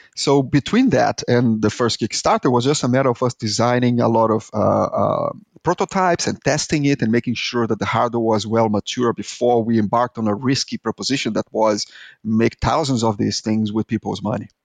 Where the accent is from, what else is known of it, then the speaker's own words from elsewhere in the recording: Brazil; accent: Brazilian; English is a second language; moved away; I am Brazilian, as you can tell by my horrible accent, is that, and I lived in this third world country